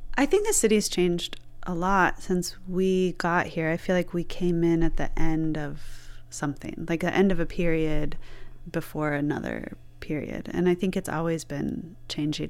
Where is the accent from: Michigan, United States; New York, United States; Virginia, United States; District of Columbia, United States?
Michigan, United States; Flint; now in Detroit, United States; I'm from Michigan. I was born in Flint, It isn't a city I really stayed